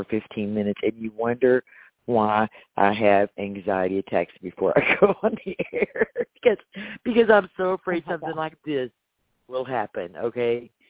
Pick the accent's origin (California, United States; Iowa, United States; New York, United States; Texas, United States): Texas, United States; I'm a Texan.